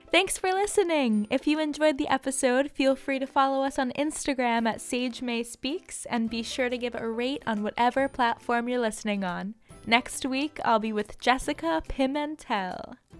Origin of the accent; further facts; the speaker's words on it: New York City, New York, United States; I grew up in New York City